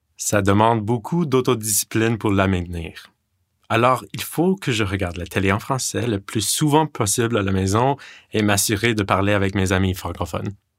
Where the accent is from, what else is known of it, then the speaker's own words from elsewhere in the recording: Digby, Nova Scotia, Canada; first language English; French is a second language; mon école à Digby, où j'ai grandi